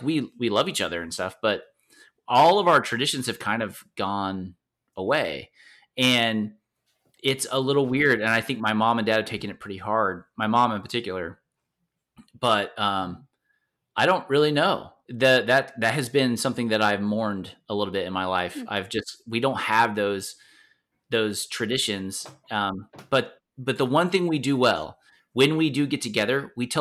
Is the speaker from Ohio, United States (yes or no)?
no; Florida, United States; moved away; also born or lived in Kentucky; I was born in Florida, and my dad's side of the family's there.